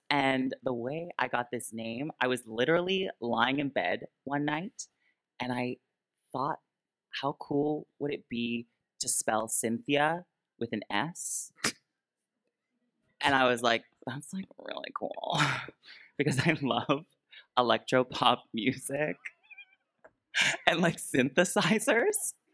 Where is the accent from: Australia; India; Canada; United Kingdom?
Canada; Peterborough, Ontario; also born or lived in Toronto; now in Vancouver, Canada; So the whole time I was just trying to make it in the big city. I moved from Peterborough, Ontario to Toronto, Ontario. Big move.